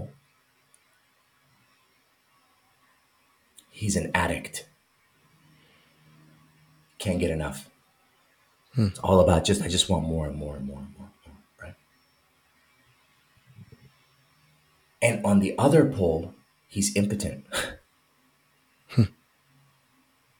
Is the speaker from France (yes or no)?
no; Iran; moved away; I'm from Iran